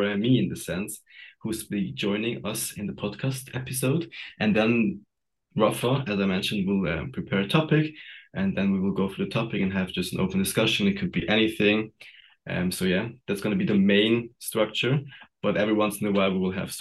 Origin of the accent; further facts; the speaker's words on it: Zurich, Switzerland; also born or lived in Sweden; Born and raised in Zurich, Altstetten